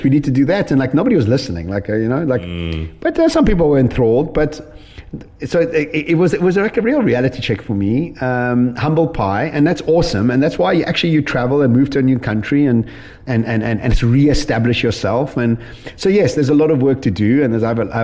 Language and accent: English; Edenvale, Gauteng, South Africa; I'm a kid from Edenvale